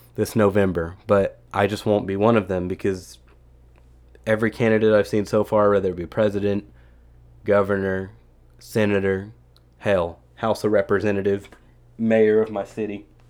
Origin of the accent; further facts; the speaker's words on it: Texas, United States; as a half Filipino American citizen from Texas